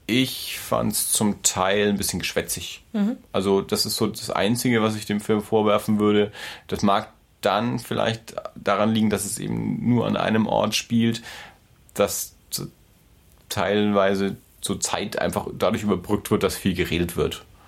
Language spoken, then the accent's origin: German; Erlangen, Bavaria, Germany; ich bin ja in Erlangen aufgewachsen